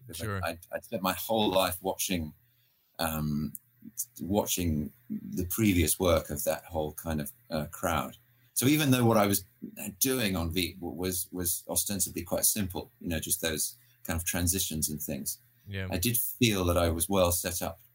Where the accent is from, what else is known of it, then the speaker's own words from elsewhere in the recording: United Kingdom; I grew up in Britain